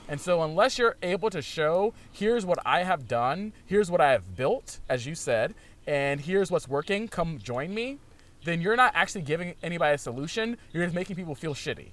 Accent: Virginia, United States; now in Portland, United States; I'm from Virginia

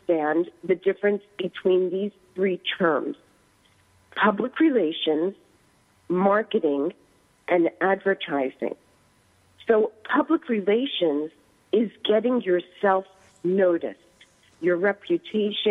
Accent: East Coast, United States; accent: East Coast; moved away; also born or lived in Silicon Valley, California; moving, of course, from the East Coast, which you cannot take out of my voice

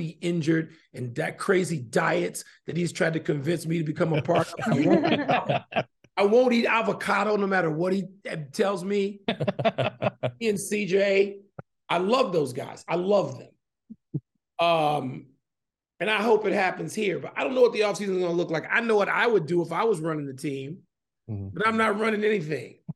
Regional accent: Chicago, Illinois, United States; moved away as an adult; now in Arizona, United States; I'm from Chicago originally, and it's always going to be home. Chicago's home

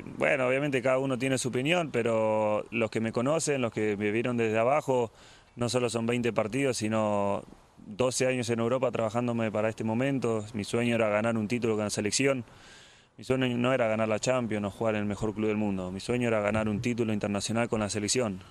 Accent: Argentina; now in England; yo como argentino

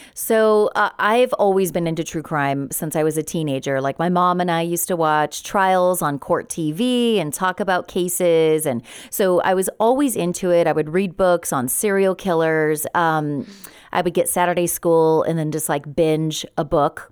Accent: Redlands, California, United States; also born or lived in San Bernardino / Los Angeles area; I was born in San Bernardino, but raised in Redlands

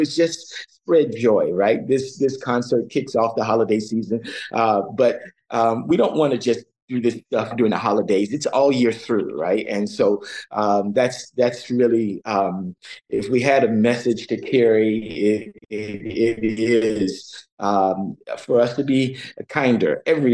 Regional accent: Dunedin, Florida, United States; moved away as an adult; now in Toronto, Canada; I grew up in Florida, in Dunedin, where the Blue Jays train.

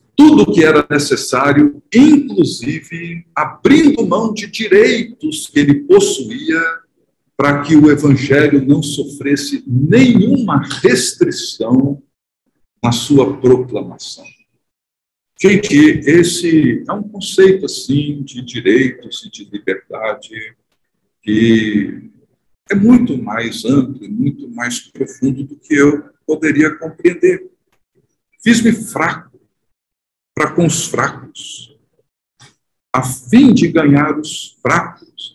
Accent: Brazil; nós somos brasileiros, cidadãos brasileiros

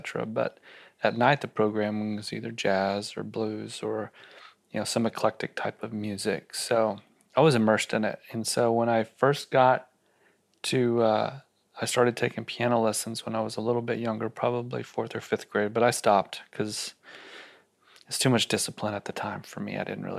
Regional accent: Austin, Texas, United States; So I grew up here in Austin, and I didn't have a television in my house when I was a kid.

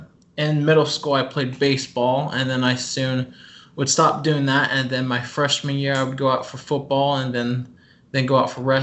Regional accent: Green Valley, Blue Springs, Missouri, United States; born or raised there

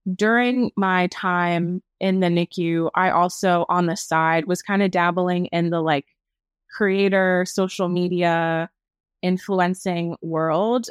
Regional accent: New England, United States; moved away; I'm formerly from New England

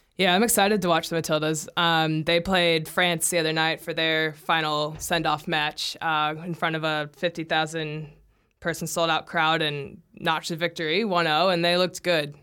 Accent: United States; now in New Zealand; my home country

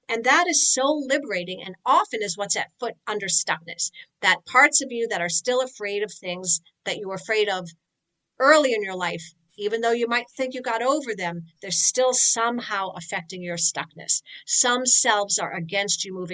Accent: New York, United States; I'm from New York

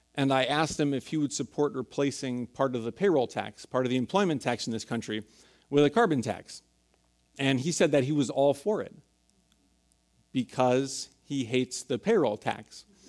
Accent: San Francisco, California, United States; I grew up in San Francisco, was born and raised here

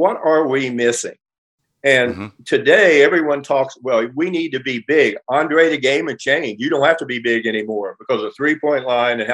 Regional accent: West Virginia, United States; moved away as an adult; now in Los Angeles, United States; When I was a little kid growing up in West Virginia, not little, when I'm saying 8 to 11 years old

